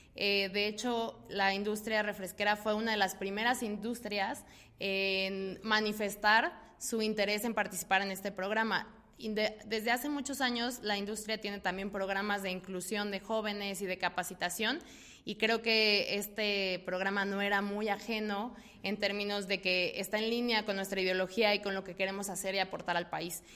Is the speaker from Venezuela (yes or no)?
no; Mexico